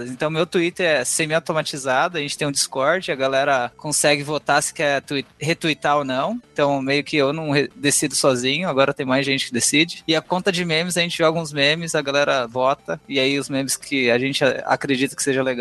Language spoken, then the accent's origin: Portuguese; Brazil; Eu sou brasileiro, mas meu nome, primeiro nome é finlandês.